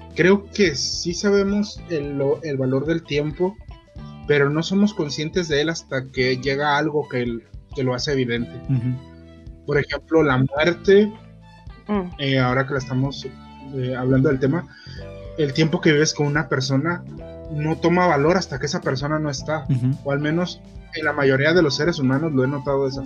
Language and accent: Spanish; Mexico; acá en México